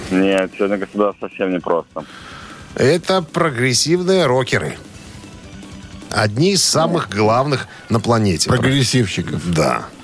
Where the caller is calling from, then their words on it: Minsk, Belarus; …, вы из Минска? Я из Минска. Какая погода в Минске нынче?